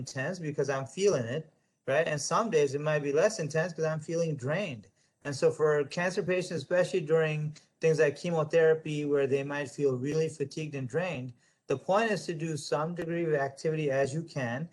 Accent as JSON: {"language": "English", "country": "United States", "said": "I'm an American, I'm a proud American."}